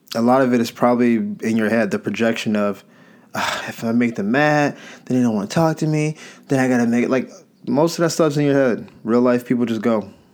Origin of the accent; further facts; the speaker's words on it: the South, United States; I'm from the South